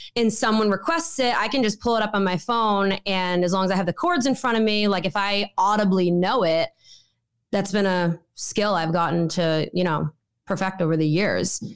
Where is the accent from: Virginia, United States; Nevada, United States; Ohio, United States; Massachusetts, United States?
Massachusetts, United States; Wakefield; moved away as an adult; now in Nashville, United States; I come from Wakefield, Massachusetts, born and raised